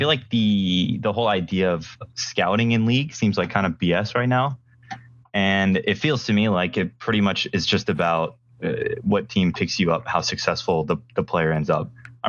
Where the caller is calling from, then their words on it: Charlottesville, Virginia, United States; I'm in Charlottesville, Virginia right now.